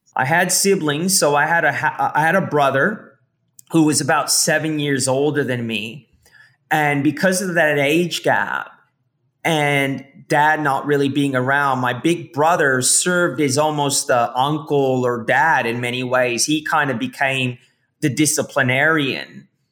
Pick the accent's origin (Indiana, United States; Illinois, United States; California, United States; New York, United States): California, United States; San Francisco Bay Area; moved away as an adult; now in Australia; I was born here in Australia in the early 80s and we migrated to San Francisco Bay Area